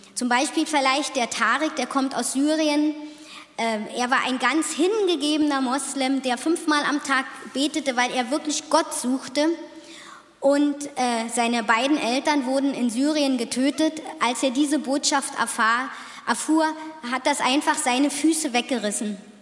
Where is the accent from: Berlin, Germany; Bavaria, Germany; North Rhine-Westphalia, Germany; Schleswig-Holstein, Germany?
Bavaria, Germany; Otterfing; ich komme aus Otterfingen